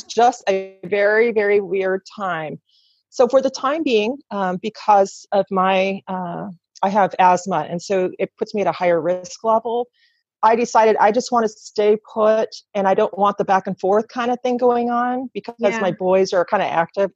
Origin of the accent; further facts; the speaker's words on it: Gresham, Oregon, United States; also born or lived in California; I grew up, I was born in California, lived there for about 10 years, and then was moved to Oregon and lived in Gresham area until I got married